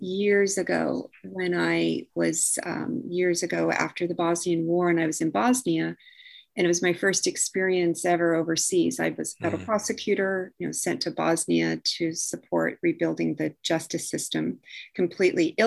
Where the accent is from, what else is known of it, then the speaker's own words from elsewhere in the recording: the West, United States; I was from the West